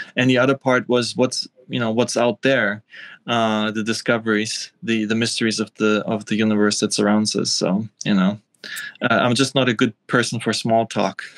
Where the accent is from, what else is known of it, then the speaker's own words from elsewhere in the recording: Vienna, Austria; moved away as an adult; also born or lived in East Germany / Göttingen, Germany / Rostock, Germany / Asia; I grew up in Austria uh, Vienna